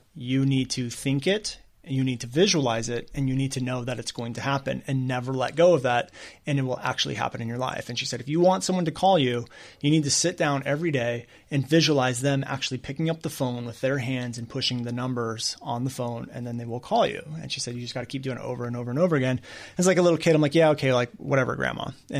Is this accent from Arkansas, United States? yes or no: no; Newport Beach, California, United States; born there; I was born in Newport Beach.